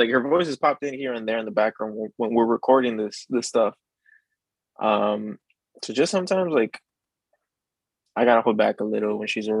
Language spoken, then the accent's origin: English; Encinitas, Texas, United States; also born or lived in Laredo, Texas; now in Dallas, United States; I'm from Encinitas